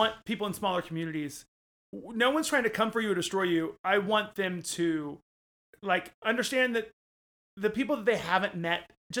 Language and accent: English; Oklahoma, United States; now in New York, United States; And most of us here came from there. Correct. I grew up in Oklahoma. Now I'm a New Yorker.